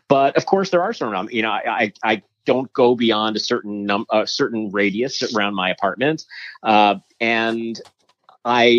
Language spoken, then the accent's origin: English; New York City, New York, United States; I grew up in Manhattan and I still live there.